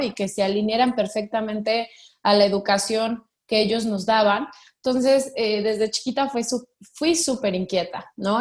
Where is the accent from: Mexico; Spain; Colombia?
Mexico; vengo de una familia tradicional mexicana